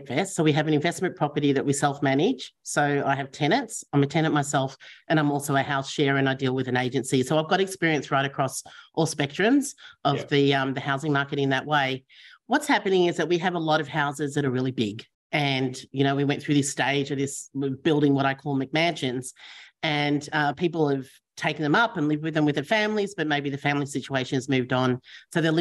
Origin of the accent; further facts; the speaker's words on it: Victoria, Australia; I'm from Victoria